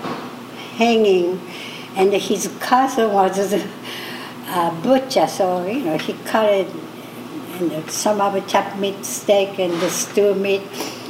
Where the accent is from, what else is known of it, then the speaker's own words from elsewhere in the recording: Sapporo, Hokkaido, Japan; English is a second language; moved away as an adult; I'm from Japan, Hokkaido, Sapporo. I'm 85. I came when I was 21.